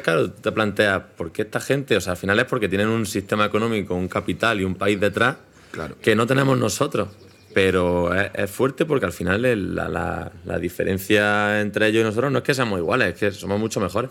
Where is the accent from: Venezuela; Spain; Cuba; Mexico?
Spain; now in Madrid, Spain; nosotros somos españoles, hablamos español